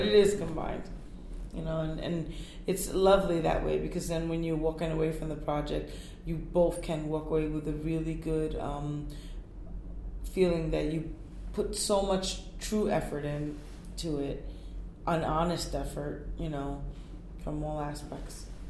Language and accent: English; New York, United States; also born or lived in Puerto Rico; I'm from Puerto Rico and and Native American Indian and Black culture. I'm raised in New York